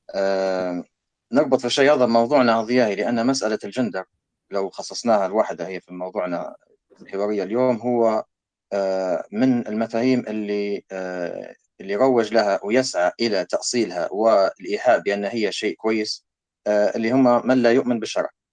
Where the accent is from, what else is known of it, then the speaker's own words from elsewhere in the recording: Libya; now in Canada; عندنا في ليبيا